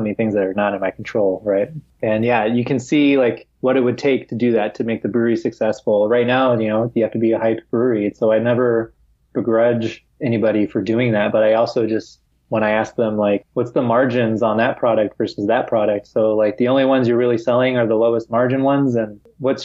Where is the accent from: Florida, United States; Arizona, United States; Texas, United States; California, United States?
California, United States; San Diego; moved away as an adult; now in Madrid, Spain; I'm from San Diego, so I know where I would want to live in San Diego.